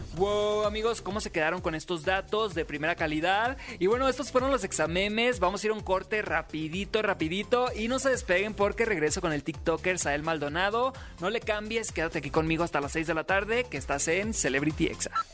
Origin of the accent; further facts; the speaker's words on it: Los Mochis, Sinaloa, Mexico; moved away; yo nací en Los Mochis, Sinaloa. Ya tengo algunos años viviendo aquí